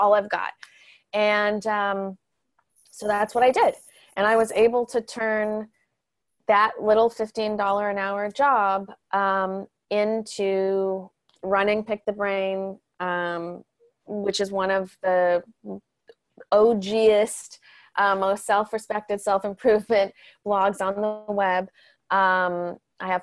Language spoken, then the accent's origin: English; Canada; moved away as an adult; now in Los Angeles, United States; I moved down to Los Angeles from Canada about 15 years ago, and I came with a big dream to be a writer.